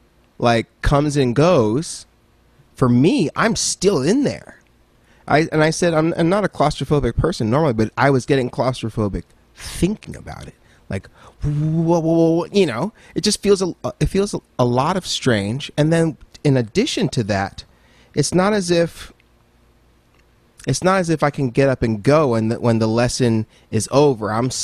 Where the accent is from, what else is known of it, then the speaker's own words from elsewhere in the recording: Nigeria; also born or lived in Dallas, Texas / Cameroon / Oman; So I'm from Nigeria. So because I am. But I was born in Dallas, Texas, strangely enough.